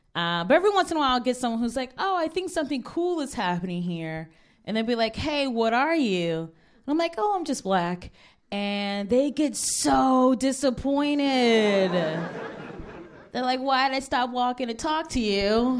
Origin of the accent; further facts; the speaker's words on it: Cleveland, Ohio, United States; now in Brooklyn, United States; Cleveland is my hometown